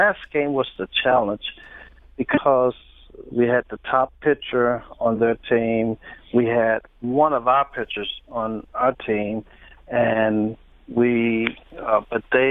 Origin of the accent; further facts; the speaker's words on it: St. Louis, Missouri, United States; I grew up in St. Louis at Sumner High School, and then I went to St. Louis University